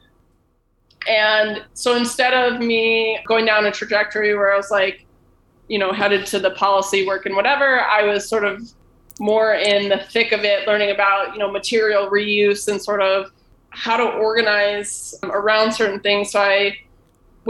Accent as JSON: {"language": "English", "town": "Buffalo", "region": "New York", "country": "United States", "said": "I'm from Buffalo."}